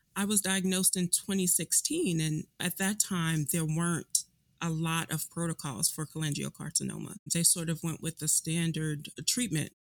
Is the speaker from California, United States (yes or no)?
no; Chicago, Illinois, United States; moved away as an adult; I was born and raised in Chicago, um, left Chicago for college